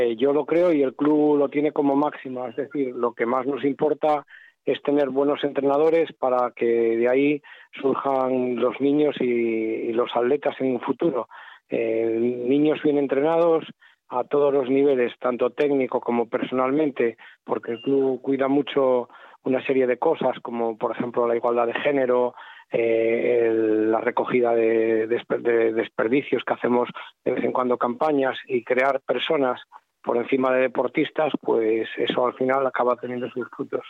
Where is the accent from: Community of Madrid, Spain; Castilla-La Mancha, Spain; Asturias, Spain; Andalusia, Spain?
Asturias, Spain; Lugones; yo soy de Lugones